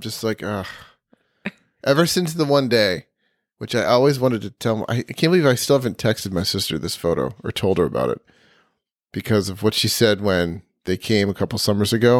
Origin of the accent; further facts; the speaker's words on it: Ithaca, New York, United States; I was born and raised in Ithaca